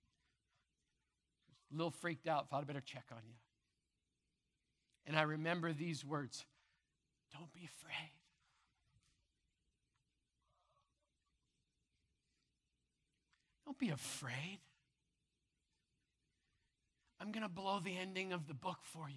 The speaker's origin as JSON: {"language": "English", "town": "Brandon", "region": "Manitoba", "country": "Canada", "tie": "born or raised there", "said": "as a little kid growing up in Madison Crescent Baptist Church in Brandon, Manitoba"}